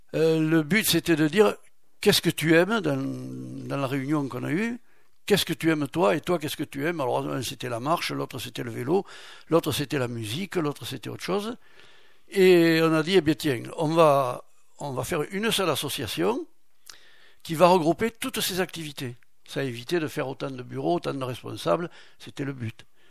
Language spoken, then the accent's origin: French; Samazan, Nouvelle-Aquitaine, France; also born or lived in Marmande / Lagupie; Je suis originaire, oui, je suis né à Samazan j'ai vécu à Montbouillan et je me suis marié à la Gupille.